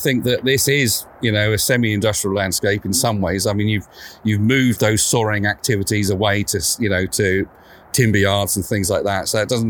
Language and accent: English; Sussex, South East England, United Kingdom; moved away; I'm originally from Sussex, which is over the border